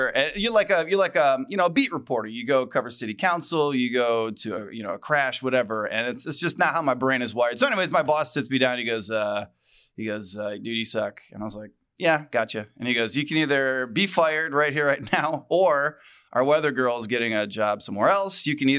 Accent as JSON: {"language": "English", "town": "Cleveland", "region": "Ohio", "country": "United States", "said": "Where are you from? I'm from Cleveland, Ohio."}